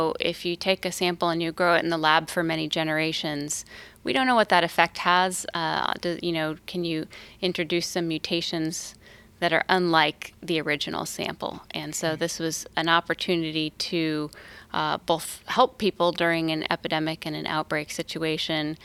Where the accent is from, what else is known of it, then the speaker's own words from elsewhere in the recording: Napa, California, United States; it was pretty fun to grow up and explore nature in California